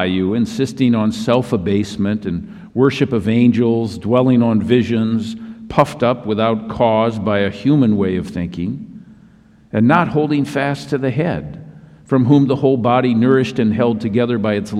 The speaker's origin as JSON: {"language": "English", "region": "Minnesota", "country": "United States", "tie": "born or raised there", "moved": "yes", "lives_now": "Southern California, United States", "said": "my home state of Minnesota"}